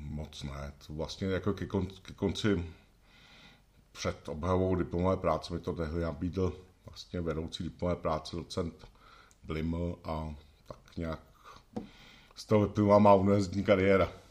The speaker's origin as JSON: {"language": "Czech", "town": "Benešov", "region": "Central Bohemian Region", "country": "Czechia", "tie": "born or raised there", "said": "Rodák z Benešovska, z Benešova v podstatě, tak gymnázium Benešov"}